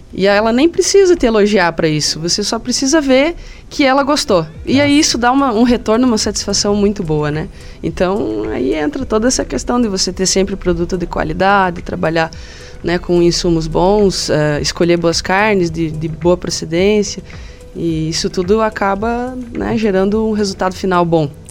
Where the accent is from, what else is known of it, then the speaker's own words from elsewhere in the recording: Anita Garibaldi, Santa Catarina, Brazil; eu sou natural de Anitta Garibaldi. Fica aqui, né, a, 110 quilômetros aqui, em direção aqui a, ao, ao meio-oeste. É, é Planalto Serrano ainda